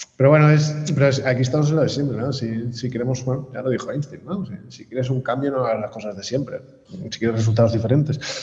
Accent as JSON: {"language": "Spanish", "town": "Barcelona", "region": "Catalonia", "country": "Spain", "said": "yo soy de Barcelona"}